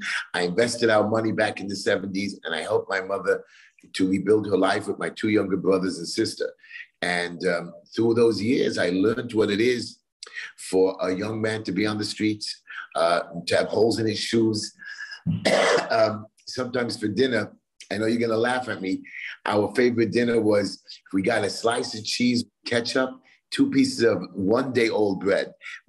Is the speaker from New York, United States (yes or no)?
yes; Brooklyn, New York, United States; I'm from Brooklyn, New York.